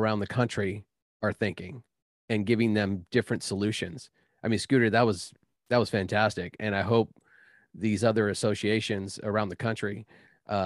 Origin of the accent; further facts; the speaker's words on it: Northern California, United States; we're all from Northern California.